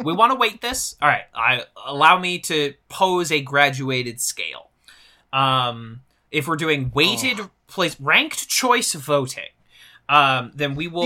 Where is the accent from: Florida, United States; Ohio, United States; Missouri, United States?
Missouri, United States; I'm from Missouri